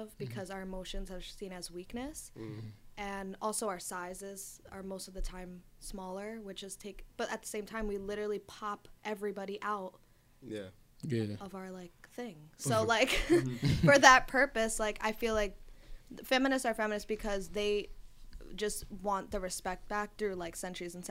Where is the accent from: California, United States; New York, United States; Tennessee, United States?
New York, United States; New York City; I'm from Astoria. I'm from Queens